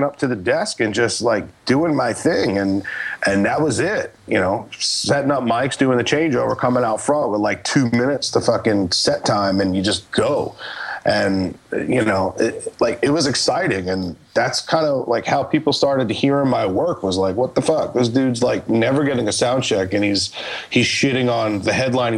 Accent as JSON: {"language": "English", "region": "New York", "country": "United States", "tie": "born or raised there", "moved": "yes", "said": "growing up in New York, and I had like a studio there"}